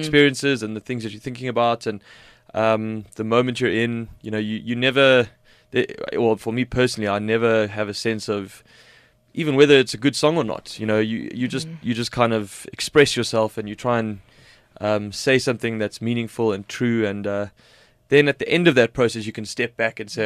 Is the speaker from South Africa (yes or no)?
yes; South Africa; being South African